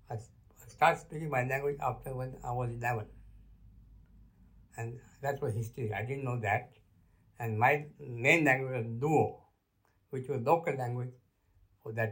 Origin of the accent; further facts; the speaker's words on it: Kisumu, Kisumu County, Kenya; first language Luo; English is a second language; moved away as an adult; also born or lived in Luanda, Kenya / Nairobi, Kenya / Mbale, Uganda; I was born in Kenya, place called Kisumu, on 22nd January 1935 that my father was station master in a small village called Luanda, a small station where I grown up.